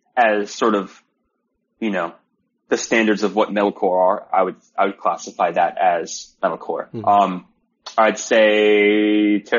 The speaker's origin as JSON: {"language": "English", "area": "Broward County", "region": "Florida", "country": "United States", "moved": "as an adult", "lives_now": "California, United States", "said": "me and … are from Broward"}